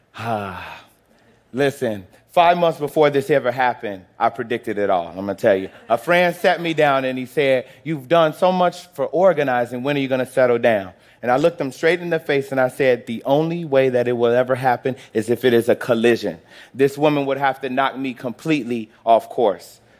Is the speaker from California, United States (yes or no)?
no; Chicago, Illinois, United States; moved away as an adult; also born or lived in Florida; I was born in Chicago, the son of a preacher and a teacher